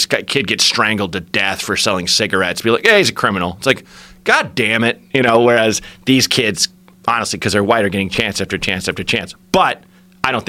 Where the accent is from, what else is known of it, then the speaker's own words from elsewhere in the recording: Portland, Oregon, United States; also born or lived in Chicago, Illinois; I was born in Chicago, but I grew up in Portland